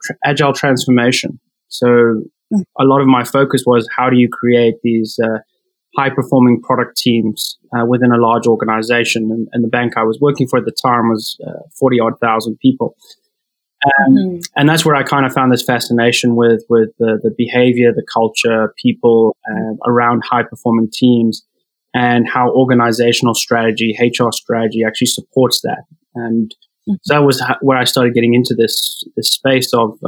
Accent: South Africa; moved away as an adult; now in Toronto, Canada; transitioning from South Africa, where I'm originally from, into Canada

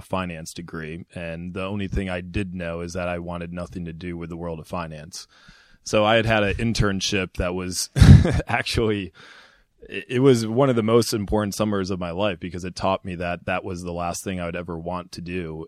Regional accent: Ann Arbor, Michigan, United States; moved away as an adult; also born or lived in Indiana; I'm from Michigan originally, Ann Arbor, Michigan

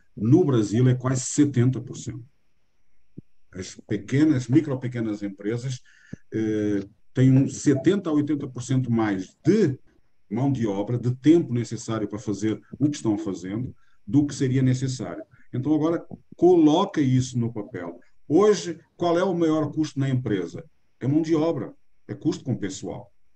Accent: Portugal; accent: Portuguese; moved away as an adult; now in Brazil; Este sotaque meu, ele é com sotaque mais eh, puxado do que o normal, porque eu nasci em Portugal há 60 anos atrás

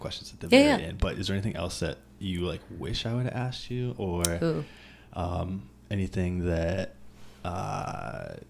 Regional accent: St. Petersburg, Florida, United States; St. Pete, Florida, which is my hometown.

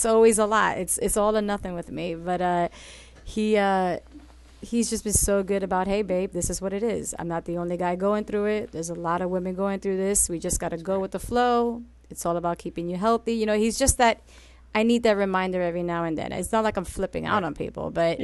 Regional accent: New York City, New York, United States; I grew up in Washington Heights, predominantly Dominican. So I'm a Puerto Rican who grew up around nothing but Dominicans

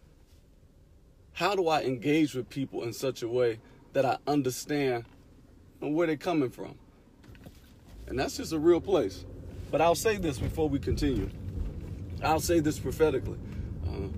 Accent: Detroit, Michigan, United States; I'm from Detroit

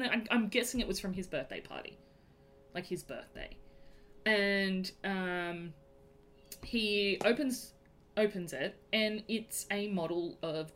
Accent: Sydney, New South Wales, Australia; accent: Australian; I grew up in Western Sydney, which is just a whole other planet, really.

